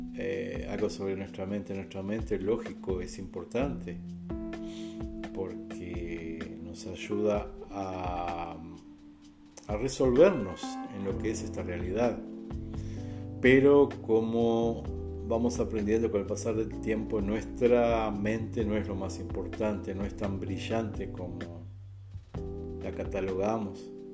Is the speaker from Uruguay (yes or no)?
yes; Uruguay; moved away as an adult; now in Brazil; soy uruguayo, radicado aquí en el Brasil, ya 11 años